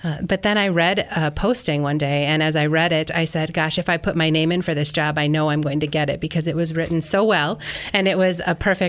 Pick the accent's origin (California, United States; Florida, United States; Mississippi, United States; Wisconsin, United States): Wisconsin, United States; Manitowoc; So I grew up in Wisconsin. I grew up in Manitowoc.